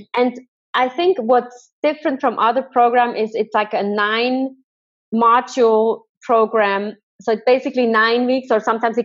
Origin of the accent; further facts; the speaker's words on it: Thun, Bern, Switzerland; I'm from Thun on the beautiful lake